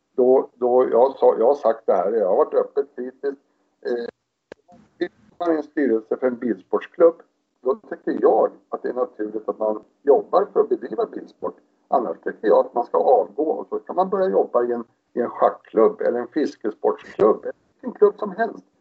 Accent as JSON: {"language": "Swedish", "town": "Stockholm", "region": "Stockholm County", "country": "Sweden", "tie": "born or raised there", "moved": "as an adult", "said": "jag är ju uppväxt utanför Stockholm i ett villaområde i Spånga"}